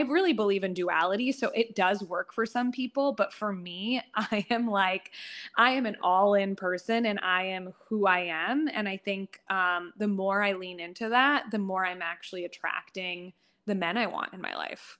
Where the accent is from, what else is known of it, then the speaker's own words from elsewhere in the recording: United States; I'm a first generation American